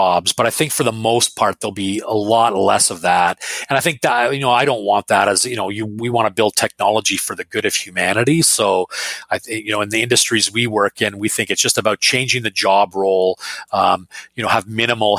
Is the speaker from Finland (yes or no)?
yes; Finland; moved away; So I was born in Finland